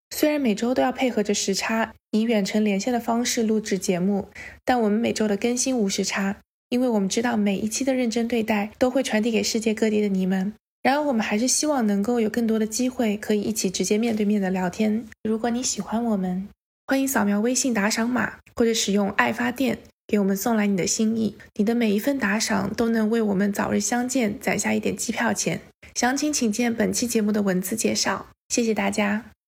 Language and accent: Chinese; China; 我们是中国人